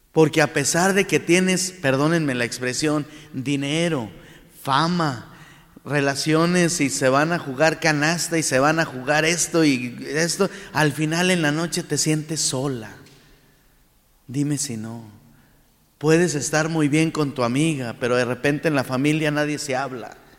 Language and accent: Spanish; Saltillo, Coahuila, Mexico; also born or lived in Monclova / Rome; nuestra ciudad